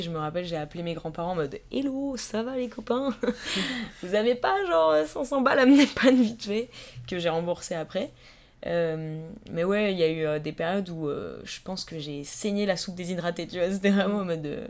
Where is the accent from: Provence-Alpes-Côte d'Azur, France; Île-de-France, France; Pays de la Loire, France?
Île-de-France, France; Vallée de Chevreuse; moved away as an adult; also born or lived in Paris; now in Strasbourg, France; comme je viens de la vallée de Chevreuse, donc qui est quand même un endroit qui est très calme et très petit, même si on n'est pas très loin de Paris, c'est vraiment la campagne